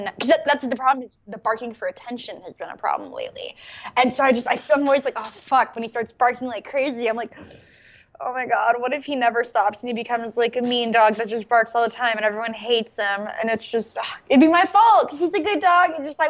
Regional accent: Canada; I'm Canadian.

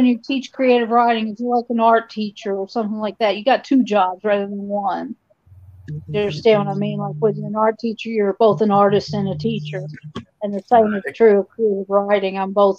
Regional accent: the South, United States; And because I'm from the South, a lot of it's Southern writing.

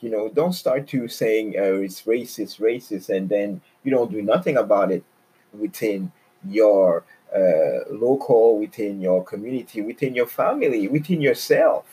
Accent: Quebec, Canada; now in Toronto, Canada; I grew up in Quebec

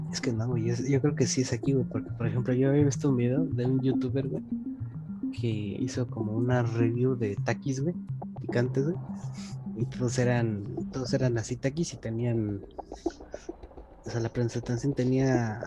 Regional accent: Mexico; yo soy mexicano

